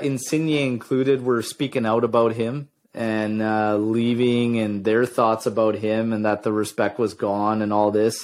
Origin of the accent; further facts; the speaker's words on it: Ontario, Canada; now in British Columbia, Canada; I was born in Ontario